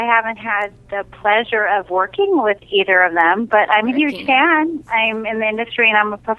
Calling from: San Diego, California, United States; I'm calling from San Diego, California.

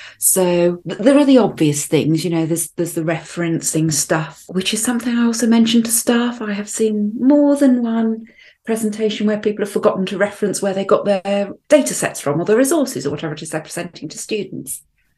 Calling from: Arbroath, Scotland, United Kingdom; I'm joining us from Arbroath. That's on the east coast of Scotland, famous for its smokies, although being vegetarian, I've never actually tried one.

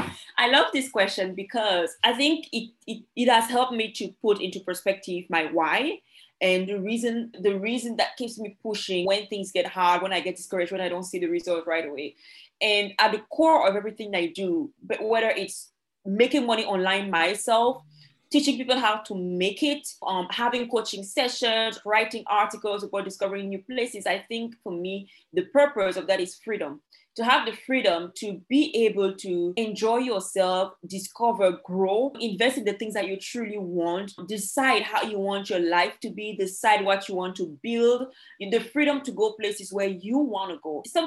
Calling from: Dominica; Yes, I am based in Dominica. That is the Commonwealth of Dominica.

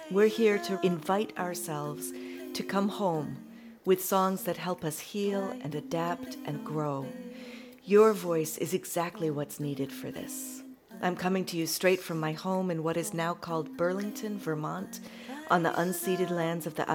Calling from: Sheffield, Yorkshire and the Humber, United Kingdom; I'm coming from Burngreave, which is an area in the middle of Sheffield in the UK.

